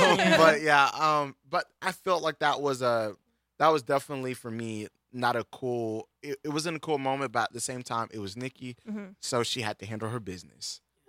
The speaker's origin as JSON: {"language": "English", "region": "the South", "country": "United States", "said": "I'm from the South"}